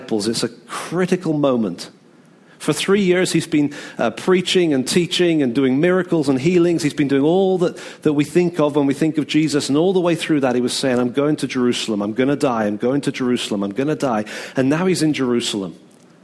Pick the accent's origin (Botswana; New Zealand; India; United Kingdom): United Kingdom; we're British